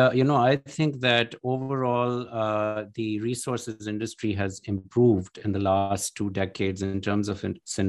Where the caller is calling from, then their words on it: Newark, Delaware, United States; So I'm in Newark, Delaware, in my office at the University of Delaware.